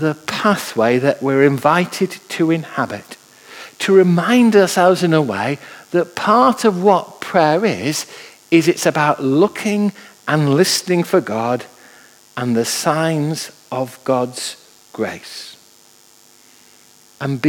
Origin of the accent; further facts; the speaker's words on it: Manchester, North West England, United Kingdom; I was brought up in Manchester, and I can remember as a lad being taken into Manchester